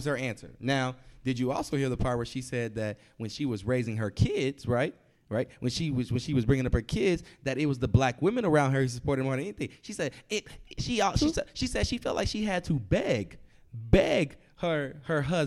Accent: Texas, United States; I grew up in the South in Texas

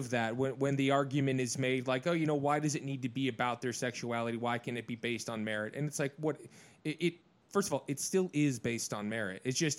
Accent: Midwest, United States; moved away; for little kids growing up in the Midwest like I did

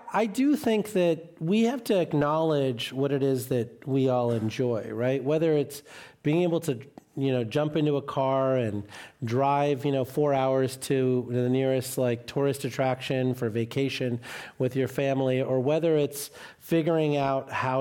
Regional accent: Sterling, Illinois, United States; my hometown in Sterling, Illinois

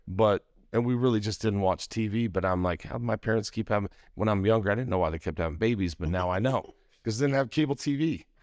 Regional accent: Idaho Falls, Idaho, United States; moved away as an adult; also born or lived in Utah; I grew up in Idaho Falls, Idaho.

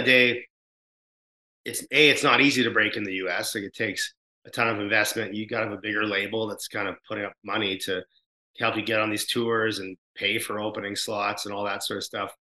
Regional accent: Canada; as a Canadian band

